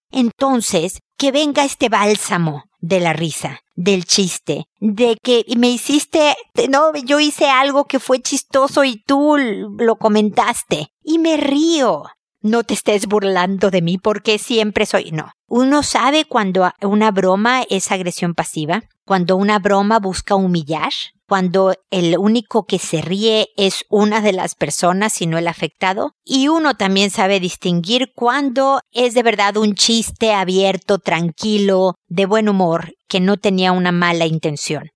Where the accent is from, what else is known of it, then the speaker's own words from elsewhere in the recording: Mexico; moved away as an adult; now in Chile; estos dos países que quiero muchísimo porque es donde, bueno, nací uno y crecí y me casé y tuve hijos y demás. Es mi gran amor, mi patria querida